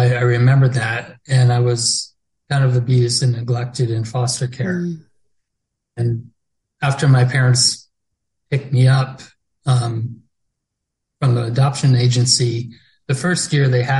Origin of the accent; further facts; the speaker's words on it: Peace River, Alberta, Canada; also born or lived in Hanna, Alberta; I was adopted and grew up in Peace River until I was 18.